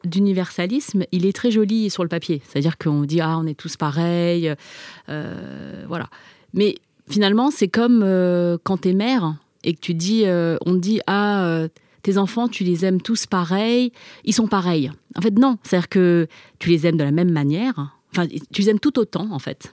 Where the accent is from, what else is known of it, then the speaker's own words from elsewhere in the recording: France; first language Chinese; French is a second language; je suis née en France, j'ai grandi en France